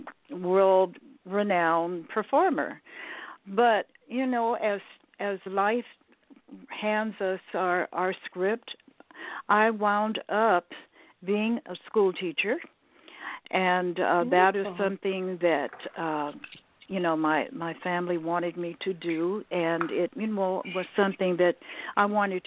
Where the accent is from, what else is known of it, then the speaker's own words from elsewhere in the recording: United States; Yeah, I'm pure American. A little bit of this, a little bit of that.